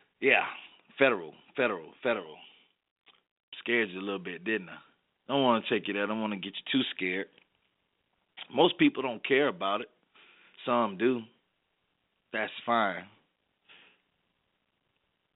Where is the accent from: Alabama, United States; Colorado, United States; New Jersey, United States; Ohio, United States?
Alabama, United States; the South; I'm from the South, so, you know, pretty much here in Alabama